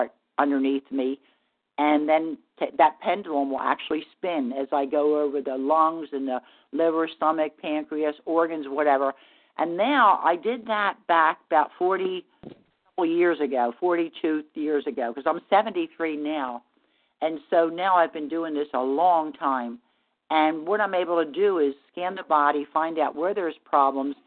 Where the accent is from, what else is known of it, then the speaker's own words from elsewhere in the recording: New Jersey, United States; also born or lived in Asheville, North Carolina; now in Virginia Beach, United States; I live in Virginia Beach, Virginia. I'm originally from South Jersey